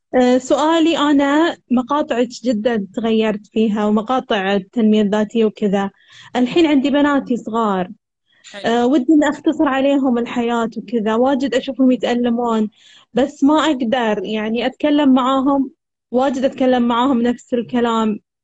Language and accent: Arabic; Al-Ahsa, Eastern Province, Saudi Arabia; السعودية الحسا